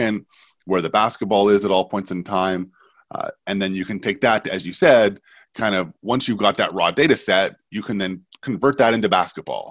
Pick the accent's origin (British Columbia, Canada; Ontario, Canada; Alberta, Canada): British Columbia, Canada; Vancouver; moved away; Growing up in Vancouver